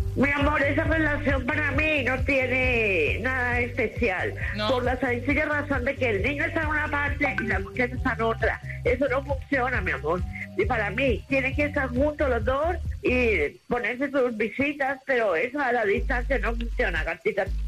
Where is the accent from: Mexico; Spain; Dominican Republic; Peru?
Dominican Republic; moved away as an adult; also born or lived in San Luis, Santo Domingo; now in United States; soy dominicana